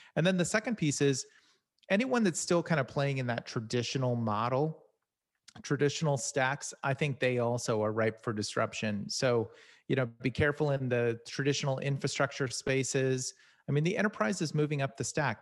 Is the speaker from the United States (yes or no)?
yes; Silicon Valley, California, United States; I'm originally from Sal-, Silicon Valley